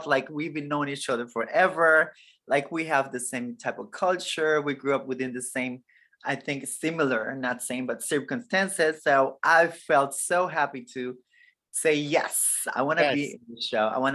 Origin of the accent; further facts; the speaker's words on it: Brownsville, Texas, United States; also born or lived in Matamoros, Mexico; now in Washington, D.C., United States; I was born in Brownsville, Texas, and I grew up in Brownsville and Matamoros, you know, that side of Mexico